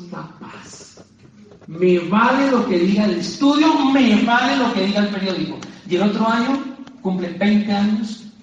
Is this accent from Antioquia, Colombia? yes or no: yes; Antioquia, Colombia; Desde los ocho años que yo descargaba los árboles de mi abuelo de aguacates, bajaba a mi pueblo en Antioquia, a la carretera destapada